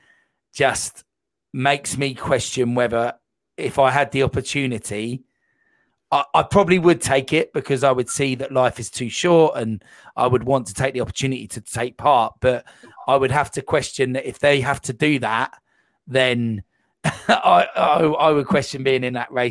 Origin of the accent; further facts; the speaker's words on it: United Kingdom; being a British citizen